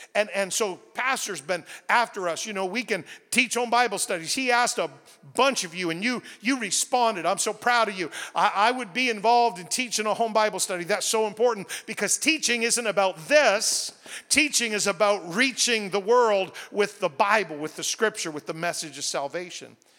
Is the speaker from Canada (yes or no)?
yes; New Brunswick, Canada; I grew up in New Brunswick